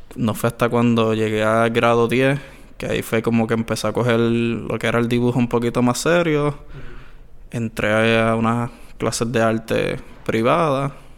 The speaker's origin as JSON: {"language": "Spanish", "town": "Añasco", "country": "Puerto Rico", "said": "yo soy de Añasco"}